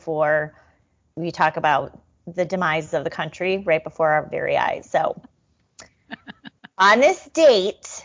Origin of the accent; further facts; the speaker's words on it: Naperville, Illinois, United States; I grew up in Naperville